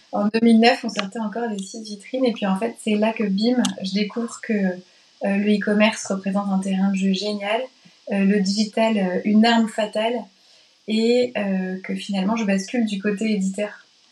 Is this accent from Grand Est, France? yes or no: no; Nantes, Pays de la Loire, France; moved away as an adult; nantaise de cœur, parce que collège-lycée à Nantes et début d'études sup à Nantes